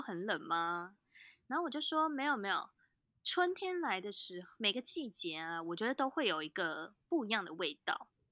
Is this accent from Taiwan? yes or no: yes; Taipei, Taiwan; 身为台北人其实很棒的一件事情是我们拥有一个很棒的山，叫做阳明山